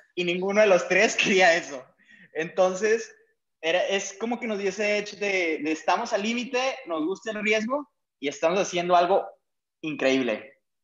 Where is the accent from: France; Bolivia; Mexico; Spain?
Mexico; Chihuahua; also born or lived in Parral; now in Monterrey, Mexico; nosotros pues venimos de Chihuahua